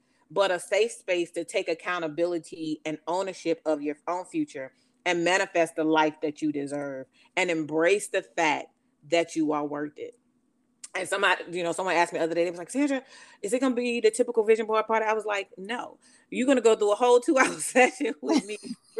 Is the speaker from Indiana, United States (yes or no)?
no; Elizabeth City, North Carolina, United States; in my hometown, in Elizabeth City, North Carolina.